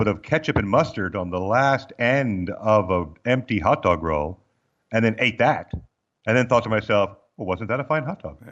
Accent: Southwest, United States; I was raised in the Southwest. These are the pillars of my people

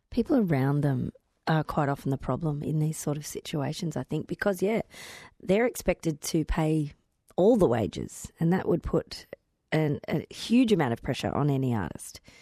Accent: Victoria, Australia; moved away; I grew up on the Murray

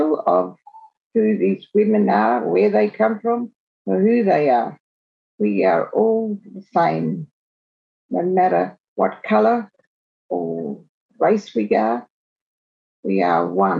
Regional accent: Alice Springs, Northern Territory, Australia; I grew up in Alice Springs, born in Alice Springs

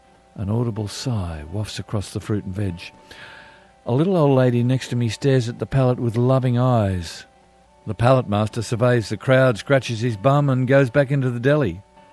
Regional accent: Mudgee, New South Wales, Australia; I'm an Aussie from Mudgee. Small town, nice people.

